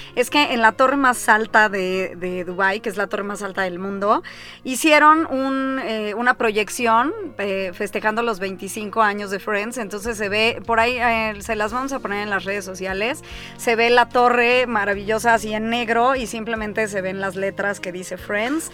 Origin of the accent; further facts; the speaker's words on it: Mexico; Los únicos que ocupamos la palabra parteaguas somos los mexicanos